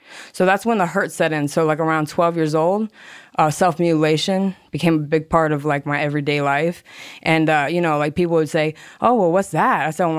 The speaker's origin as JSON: {"language": "English", "town": "Hollywood", "region": "Florida", "country": "United States", "said": "All right, well … from Hollywood, Florida."}